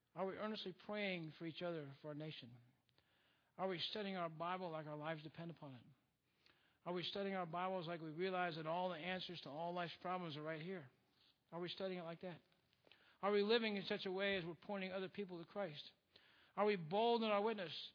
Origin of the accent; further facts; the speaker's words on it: United States; We are truly blessed as Americans.